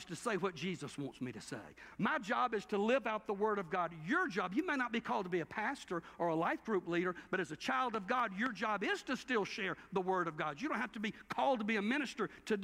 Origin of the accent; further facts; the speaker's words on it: Cordele, Georgia, United States; moved away; also born or lived in Athens, Georgia; I lived in Athens, I'm from Cordell, my daddy was in Wilcox County